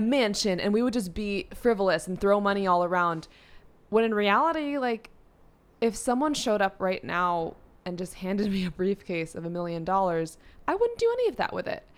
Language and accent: English; New York City, New York, United States; I grew up in New York City in a studio apartment